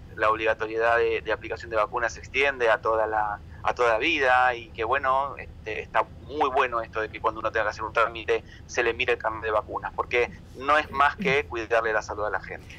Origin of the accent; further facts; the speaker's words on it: Argentina; nos la debíamos todos como argentinos